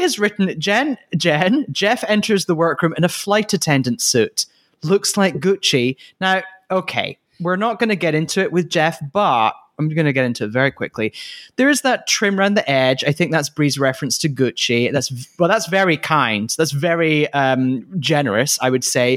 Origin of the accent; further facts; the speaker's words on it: Scotland, United Kingdom; I am Scottish